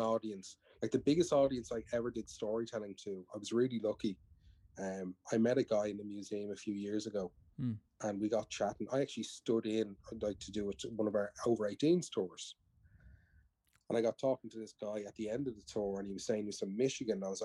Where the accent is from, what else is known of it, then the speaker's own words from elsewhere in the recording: Ireland; I'm an Irish man